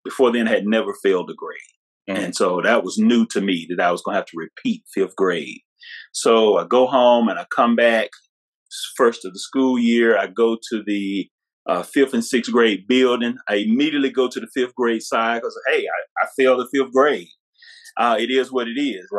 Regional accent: Mississippi, United States; from a little small town in Mississippi

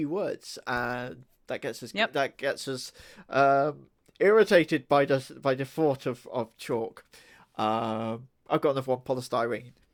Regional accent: United Kingdom; we do like our swears over here.

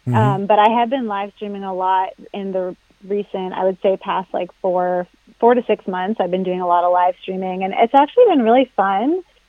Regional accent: New Hampshire, United States; I grew up in New Hampshire

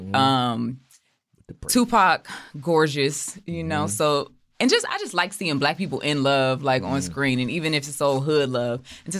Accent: Chicago, Illinois, United States; I'm from Chicago.

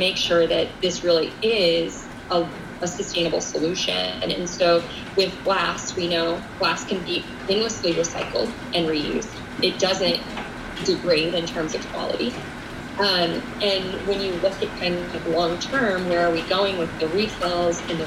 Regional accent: Colorado, United States; now in New York City, United States; I grew up in Colorado

